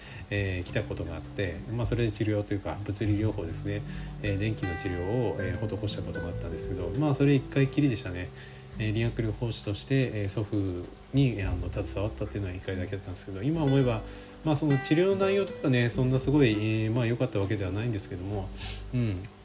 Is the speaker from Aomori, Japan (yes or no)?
yes; Aomori, Japan; 僕ね出身青森県なんですよ